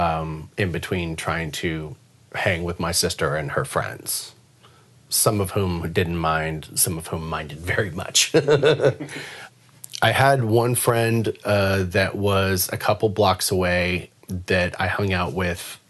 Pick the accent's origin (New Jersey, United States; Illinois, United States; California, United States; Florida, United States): California, United States; San Diego; moved away; I grew up in San Diego. I was born and raised there.